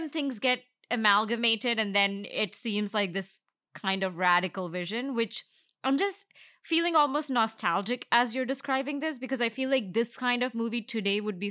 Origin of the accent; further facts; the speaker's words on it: India; now in United States; I didn't grow up here. I grew up in India